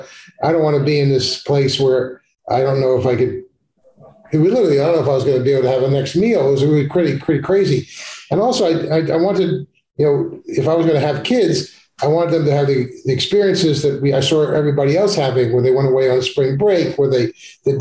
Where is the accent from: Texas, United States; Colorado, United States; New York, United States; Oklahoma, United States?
New York, United States; Long Island; I was growing up on Long Island